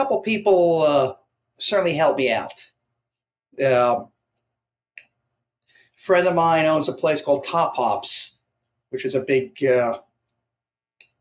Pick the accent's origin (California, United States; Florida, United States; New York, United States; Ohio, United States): New York, United States; Long Island; now in Brooklyn, United States; I'm from a suburb of New York, Long Island